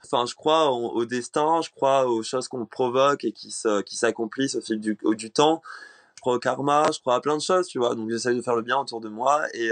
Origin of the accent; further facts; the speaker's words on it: Réunion; moved away; J'ai grandi à La Réunion, donc euh, je viens d'une euh, île, les elle est loin, c'est une île française.